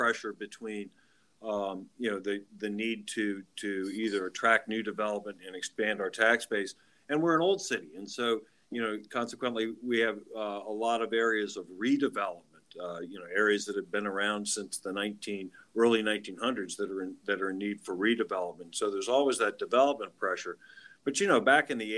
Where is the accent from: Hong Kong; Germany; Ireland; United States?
United States; South Dakota; also born or lived in Milwaukee, Wisconsin; now in Alexandria, United States; I'm originally from South Dakota, and my father was chief of staff for George McGovern, who was a former senator from the state of South Dakota